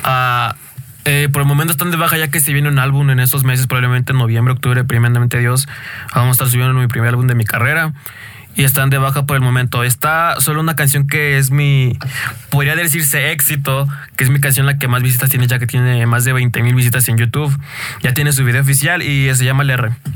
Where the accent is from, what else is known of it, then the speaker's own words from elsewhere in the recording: State of Mexico, Mexico; yo soy de aquí del Estado de México